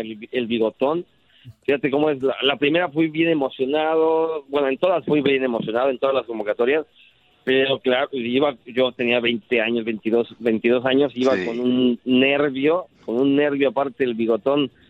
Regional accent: Mexico; mis papás son españoles, mi familia es española, este, yo nací en México

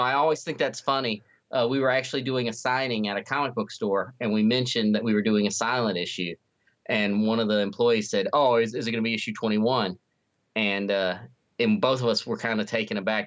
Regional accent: North Carolina, United States; now in Missouri, United States; I grew up in North Carolina, but I've been in Missouri for a long time now

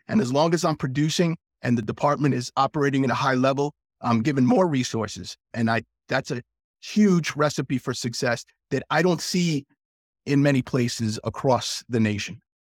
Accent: South Central Pennsylvania, United States; I was from South Central Pennsylvania

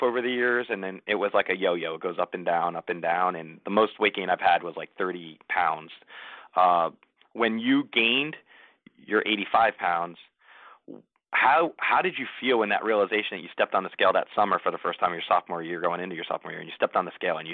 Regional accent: New Jersey, United States; now in Tampa, United States; we would eat pizza like it was going out of style growing up in New Jersey.

